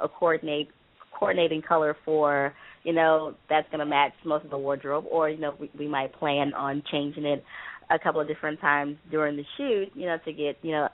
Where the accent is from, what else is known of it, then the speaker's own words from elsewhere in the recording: Houston, Texas, United States; moved away as an adult; also born or lived in Los Angeles area; now in Los Angeles, United States; I'm from Houston, Texas. Born and raised. And I moved here about 7 years ago